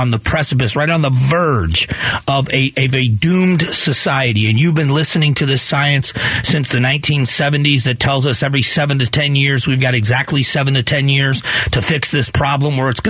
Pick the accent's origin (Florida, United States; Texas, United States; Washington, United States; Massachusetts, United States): Florida, United States; Southwest; now in Arizona, United States; I grew up in Southwest Florida.